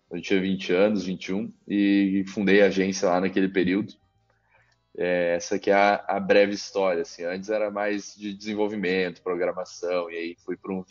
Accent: Caxias do Sul, Rio Grande do Sul, Brazil; Uh, eu sou natural de Caxias do Sul.

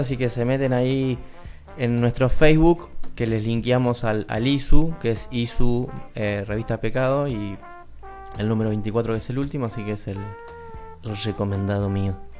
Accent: Argentina; los argentinos que nos enojamos por todo

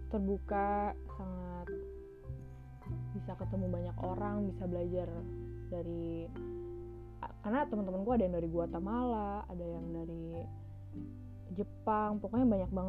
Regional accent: Indonesia; karena aku anak Asia lah ya karena aku anak Indonesia gitu jadi sedih banget sih jadi minoritas di sana

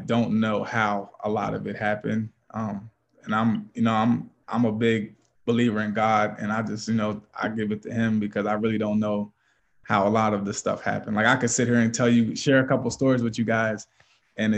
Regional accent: Lancaster, Pennsylvania, United States; moved away as an adult; now in Erie, United States; I'm from Lancaster, Pennsylvania, so it's about 5 hours from here, Eastern PA

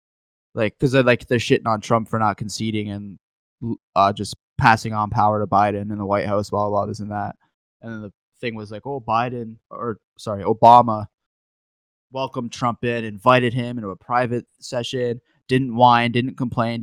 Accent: Canada; I'm a Canadian

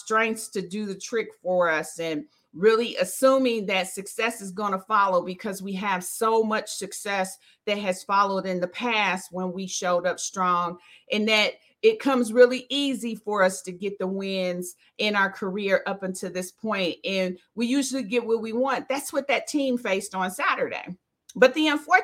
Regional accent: Dayton, Ohio, United States; now in Charlotte, United States; I am originally from Dayton, Ohio.

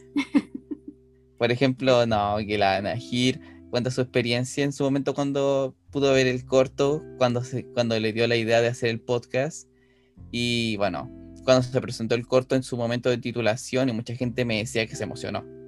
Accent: Rancagua, O'Higgins, Chile; soy oriundo de Rancagua

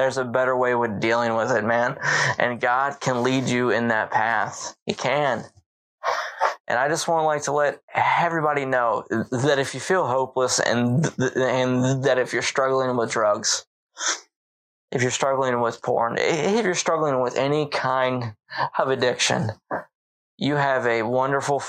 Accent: Baltimore, Maryland, United States; moved away; also born or lived in the South (US); I grew up in Baltimore, Maryland.

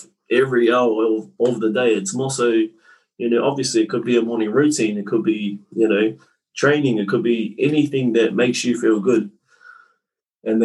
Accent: Tūrangi, Waikato, New Zealand; born and bred in Central North Island. A place called Tūrangi.

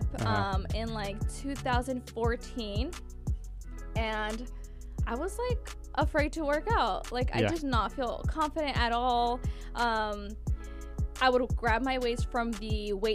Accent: Bakersfield, California, United States; also born or lived in Monterey, California; I do call Bakersfield home, but I was actually born in Monterey, California

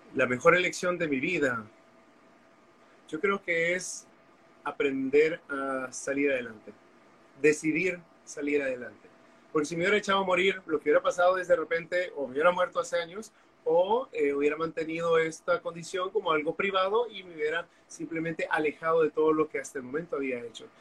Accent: Honduras; also born or lived in Costa Rica; soy hondureño

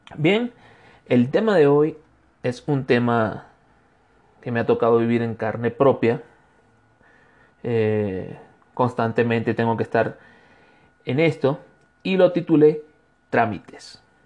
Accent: Venezuela; moved away as an adult; now in Cuenca, Ecuador; Como, extranjero, como venezolano que soy, me ha tocado realizar distintos trámites de acuerdo a mi situación migratoria

